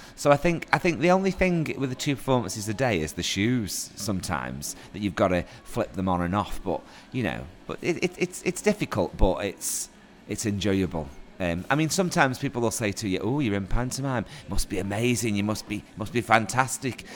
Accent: Stoke-on-Trent, West Midlands, United Kingdom; I'm a local actor. Nice to be able to do a theatre production actually in my hometown

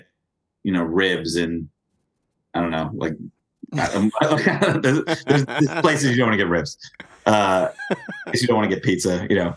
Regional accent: New York City, New York, United States; everyone I grew up with in Manhattan is like kind of Jewish.

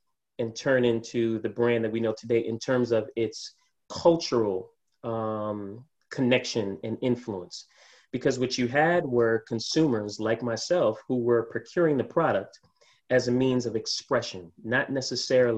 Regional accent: New York City, New York, United States; I'm born and raised in New York.

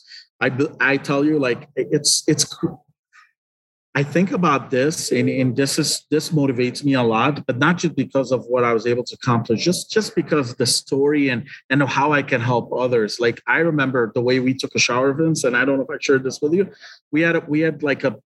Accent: Liberia; moved away as an adult; also born or lived in Lebanon; now in Detroit, United States; I was born in Liberia

